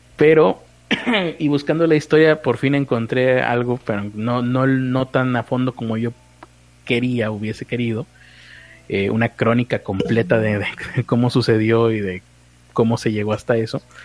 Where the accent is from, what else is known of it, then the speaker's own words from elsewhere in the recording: Monterrey, Nuevo León, Mexico; como regio